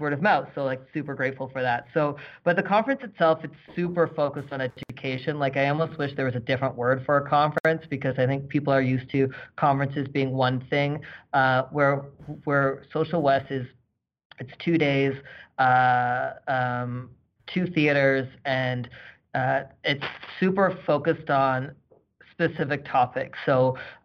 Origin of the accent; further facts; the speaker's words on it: East Coast, Canada; now in Calgary, Canada; I'm from the East Coast, but not necessarily Halifax.